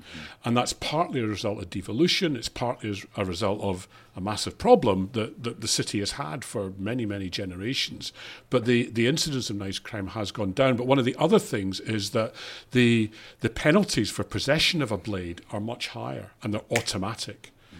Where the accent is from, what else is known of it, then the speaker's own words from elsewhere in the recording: Glasgow, Scotland, United Kingdom; Glasgow, right, so my hometown